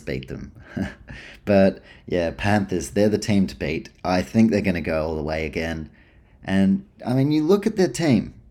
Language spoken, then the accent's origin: English; New Zealand; I grew up in New Zealand, but dad's from Canberra